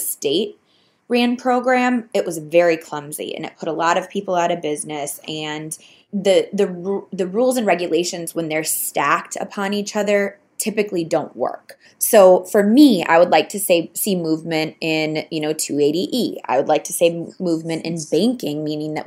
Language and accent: English; Arizona, United States; my home state